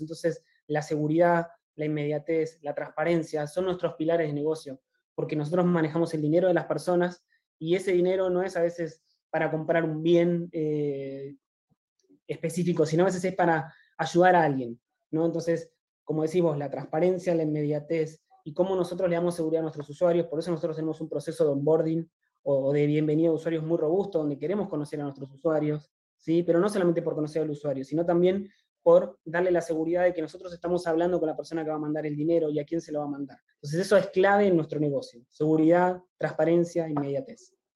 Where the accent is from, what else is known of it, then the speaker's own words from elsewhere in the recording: Argentina; yo soy argentino